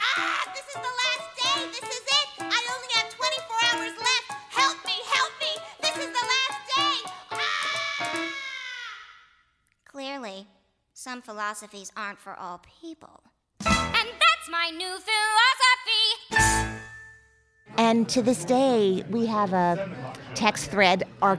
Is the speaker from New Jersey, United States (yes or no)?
yes; New Jersey, United States; I grew up in New Jersey, so I was one of those lucky people who had this geographical proximity.